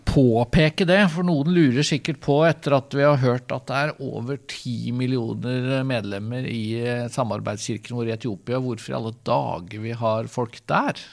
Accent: Vestfold, Norway; jeg er jo fra, fra Vestfold

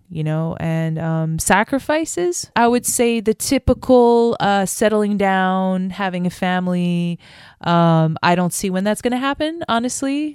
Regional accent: France; moved away; I grew up in France

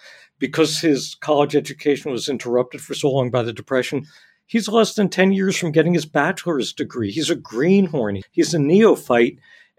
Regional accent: New Jersey, United States; I grew up in New Jersey. I grew up in the land of chemical plants and strip malls.

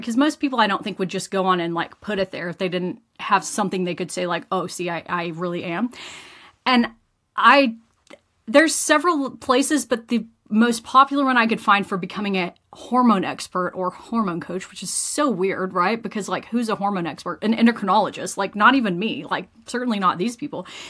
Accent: rural West Texas, United States; moved away as an adult; now in Invercargill, New Zealand; originally, I am from Texas in the US, and I grew up in a small town, about 14,000 people in kind of rural West Texas

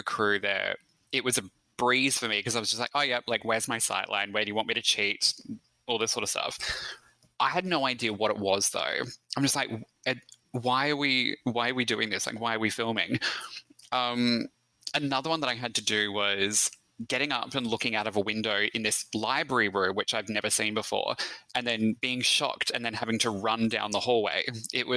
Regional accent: Australia; accent: Australian; also born or lived in Melbourne, Victoria; my Australian accent

